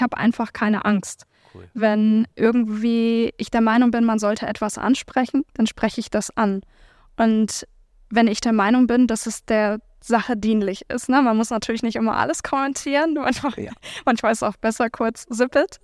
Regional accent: Hamburg, Germany; Also ich bin halt ähm, in Hamburg-Billstedt groß geworden, in der Nähe von Mömmelmannsberg zur Schule gegangen.

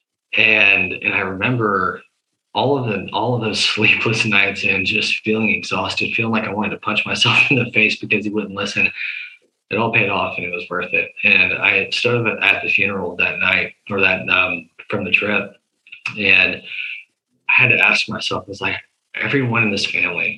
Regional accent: the South, United States; We're from the South

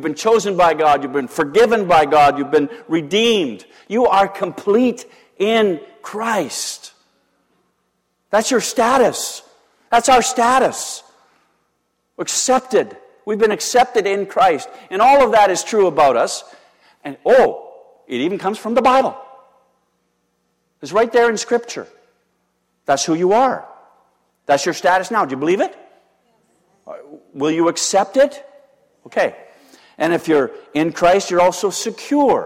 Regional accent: Canada; I'm a Canadian citizen

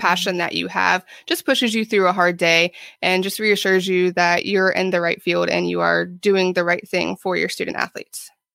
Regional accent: Ohio, United States; moved away as an adult; also born or lived in Florida; now in Jacksonville, United States; I am from Ohio originally.

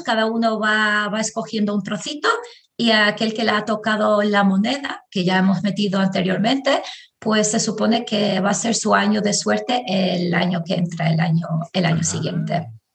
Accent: Tirana, Tirana County, Albania; first language Albanian; Spanish is a second language; moved away as an adult; also born or lived in southern Albania / Paris, France; now in Madrid, Spain; yo nací en Albania, crecí en Albania, este, soy de, de, una ciudad pequeña del sur de Albania, aunque prácticamente la mayoría de mi vida he vivido en, la capital, que, es Tirana

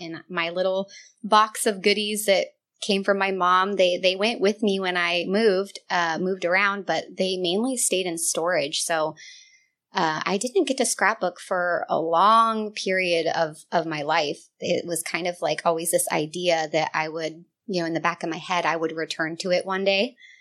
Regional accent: Northern California, United States; moved away as an adult; I grew up here in Northern California. Um, I moved around a lot, um, but eventually moved back to my hometown

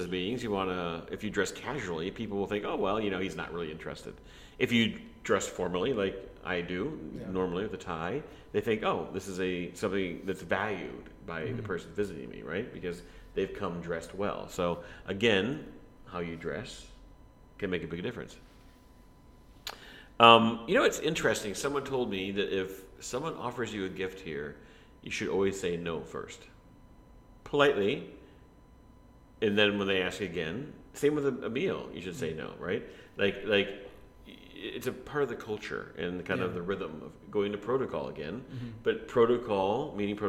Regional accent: United States; now in Vietnam; we're American

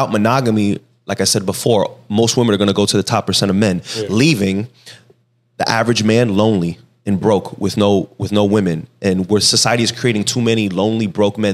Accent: Miami, Florida, United States; I speak Spanish, and I'm from Miami, so I have like an accent

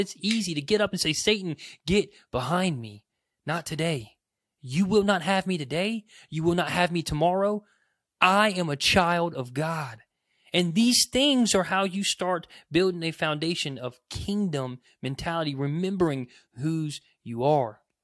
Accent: United States; as an American

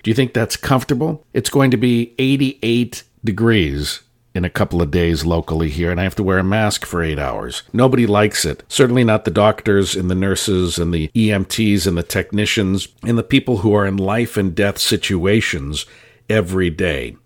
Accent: San Francisco, California, United States; I grew up, born and raised in San Francisco

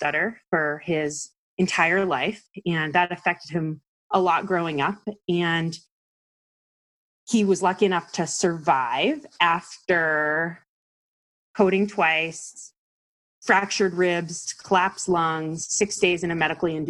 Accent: East Coast, United States; I'm from the East Coast

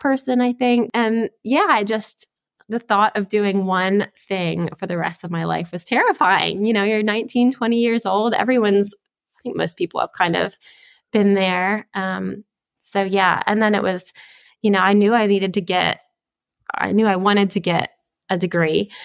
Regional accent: Spring Grove, Pennsylvania, United States; I am from, uh, Spring Grove, Pennsylvania. So that is South Central Pennsylvania

